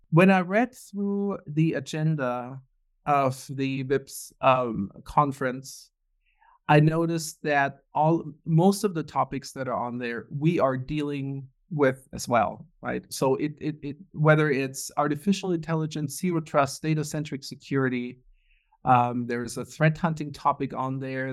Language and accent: English; Germany; moved away as an adult; also born or lived in Munich, Germany / Houston, Texas; born and raised in Germany